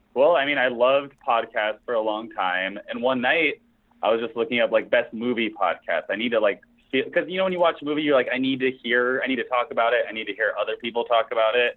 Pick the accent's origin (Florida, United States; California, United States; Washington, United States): California, United States; Los Angeles; I'm um, from Los Angeles, California, born and raised